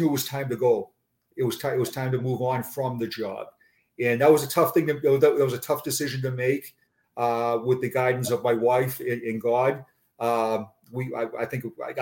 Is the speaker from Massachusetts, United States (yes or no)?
yes; Boston, Massachusetts, United States; accent: Boston; moved away as an adult; also born or lived in Braintree, Massachusetts; now in Florida, United States; my Boston accent